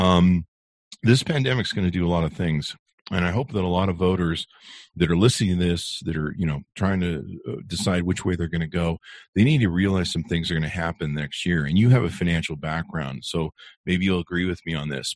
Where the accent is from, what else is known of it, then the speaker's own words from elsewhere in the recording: Southern California, United States; now in Utah County, United States; I grew up in California, in SoCal